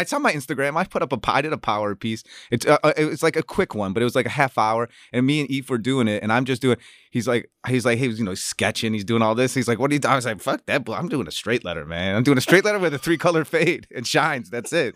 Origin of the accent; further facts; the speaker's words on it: Chicago, Illinois, United States; moved away as an adult; also born or lived in New York / Los Angeles; as a Chicagoan